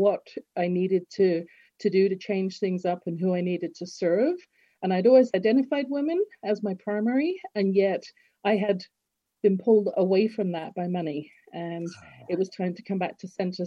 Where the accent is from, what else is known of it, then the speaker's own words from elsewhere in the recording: Harrow, London, United Kingdom; moved away as an adult; now in Canada; I'm from Harrow